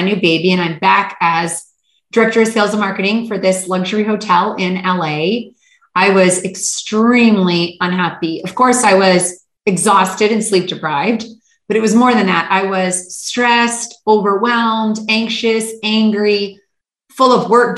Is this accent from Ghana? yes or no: no; Canada; moved away as an adult; also born or lived in Hawaii / Manhattan / Istanbul, Turkey / Los Angeles; born and raised in Canada.